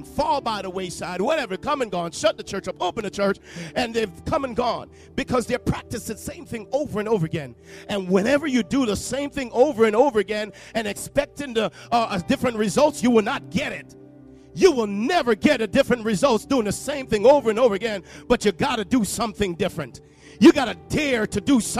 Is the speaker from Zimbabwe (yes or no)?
no; Jamaica; accent: Jamaican; moved away; you might hear a little Jamaican in my voice because I'm from Jamaica.